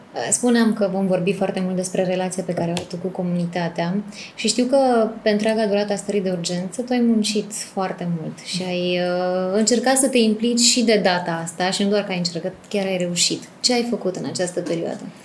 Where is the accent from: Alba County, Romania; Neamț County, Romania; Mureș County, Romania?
Mureș County, Romania; Târgu Mureș; mă simt ca acasă la Târgu Mureș